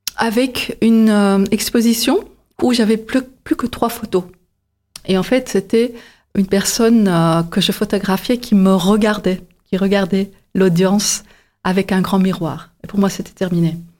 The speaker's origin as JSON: {"language": "French", "town": "Antwerp", "region": "Flanders", "country": "Belgium", "tie": "born or raised there", "also_born_or_lived": "Paris", "moved": "as an adult", "lives_now": "Montpellier, France", "said": "Je suis originaire de la Belgique et du côté flamand, euh, plus précisément Anvers."}